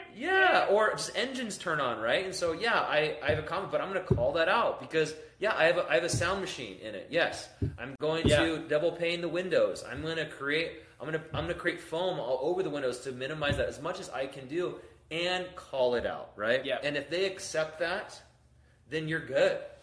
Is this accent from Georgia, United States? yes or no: no; San Diego, California, United States; moved away; I'm from San Diego